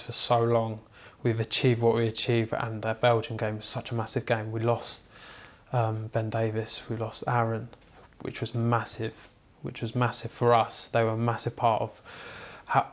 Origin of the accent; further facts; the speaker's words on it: Buckinghamshire, South East England, United Kingdom; where I grew up in Buckinghamshire area